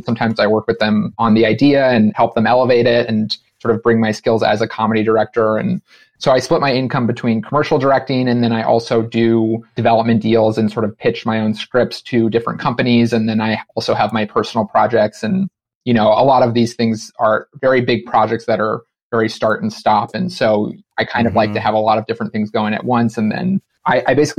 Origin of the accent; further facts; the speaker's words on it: Los Angeles, California, United States; moved away as an adult; now in Brooklyn, United States; I grew up in Los Angeles